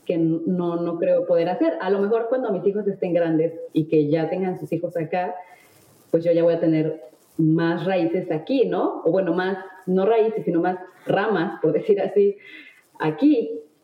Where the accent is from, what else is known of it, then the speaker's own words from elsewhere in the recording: Mexico; moved away as an adult; now in France; soy mexicana